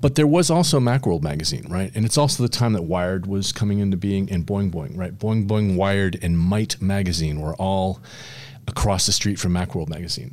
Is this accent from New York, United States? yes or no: no; San Francisco, California, United States; I grew up in the Bay Area in San Francisco